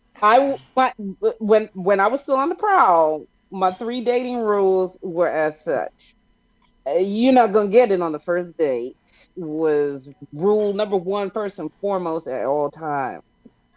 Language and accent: English; New York, United States; I'm a New Yorker